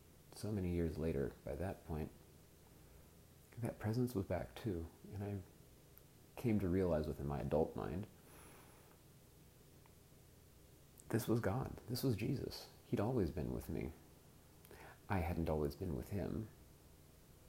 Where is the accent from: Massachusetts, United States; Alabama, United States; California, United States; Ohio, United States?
California, United States; Southern; I'm an American. I grew up in Southern California